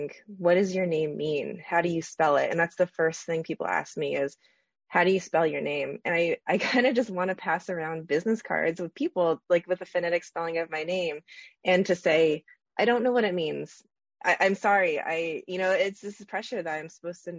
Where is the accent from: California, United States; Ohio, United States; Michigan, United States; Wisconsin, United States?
California, United States; California Bay Area, United States; moved away as an adult; now in Vermont, United States; I grew up in the California Bay Area, which is, surrounded by a lot of diversity